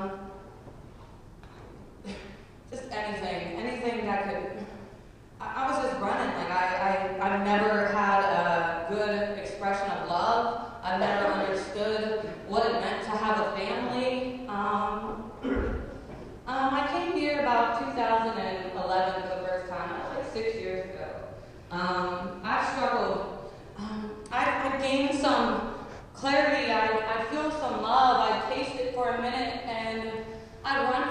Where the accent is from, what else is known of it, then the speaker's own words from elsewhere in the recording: Uniontown, Pennsylvania, United States; I am from Uniontown, Pennsylvania